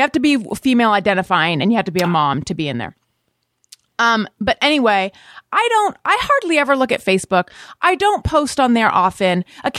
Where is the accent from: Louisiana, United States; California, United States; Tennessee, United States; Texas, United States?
California, United States; Because we're both from Orange County, unfortunately.